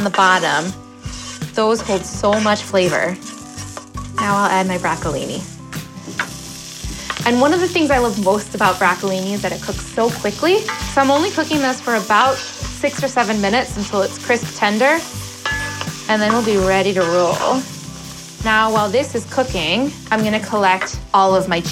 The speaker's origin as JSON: {"language": "English", "town": "Chicago", "region": "Illinois", "country": "United States", "tie": "born or raised there", "also_born_or_lived": "New York", "moved": "as an adult", "lives_now": "North Dakota-Minnesota border, United States", "said": "Pizza Friday is a tradition that I grew up with in Chicago"}